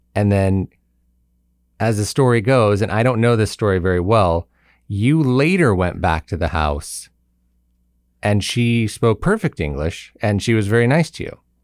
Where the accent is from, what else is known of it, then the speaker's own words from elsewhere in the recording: Simi Valley, California, United States; moved away; Visiting some people in Simi Valley, my hometown.